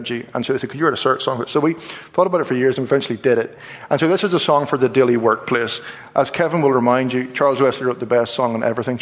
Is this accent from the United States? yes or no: no; Belfast, Northern Ireland, United Kingdom; We're from Belfast